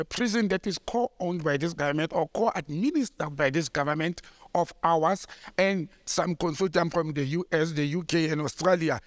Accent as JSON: {"language": "English", "area": "West Rand", "region": "Gauteng", "country": "South Africa", "tie": "born or raised there", "said": "that's my hometown, you know, and, uh, Randfontein and Krugersdorp and all that, they fall under, Mogale City"}